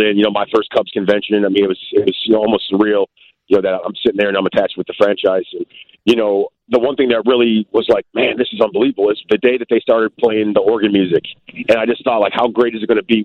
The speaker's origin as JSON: {"language": "English", "town": "Aurora", "region": "Illinois", "country": "United States", "tie": "born or raised there", "also_born_or_lived": "Joliet, Illinois / Iowa / Texas / Louisiana", "moved": "as an adult", "said": "I grew up in Aurora. I went to high school in Aurora."}